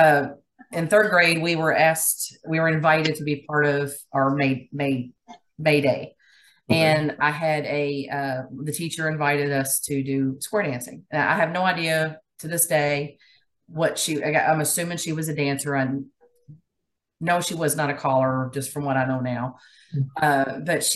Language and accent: English; Louisville, Kentucky, United States; moved away as an adult; also born or lived in Elizabethtown, Kentucky; now in New Albany, United States; I was born and raised in Louisville, Kentucky